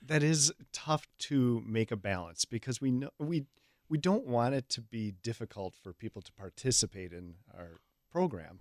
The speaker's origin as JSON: {"language": "English", "area": "Hales Corners area", "region": "Wisconsin", "country": "United States", "tie": "born or raised there", "said": "I'm from the area. I went to Hales Corners Lutheran, uh, most of my grade school years, elementary school years, and then I went to Martin Luther High School."}